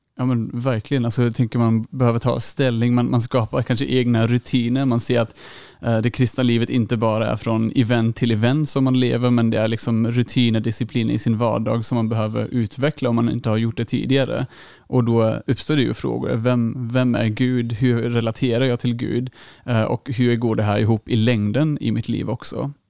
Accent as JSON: {"language": "Swedish", "country": "Germany", "moved": "yes", "lives_now": "Uppsala, Sweden", "said": "jag är från Tyskland"}